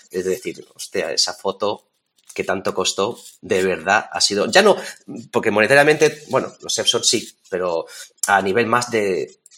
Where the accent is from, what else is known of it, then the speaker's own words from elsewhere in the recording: Toledo, Castilla-La Mancha, Spain; estoy al otro lado del mundo, o sea, estamos en China, somos de Toledo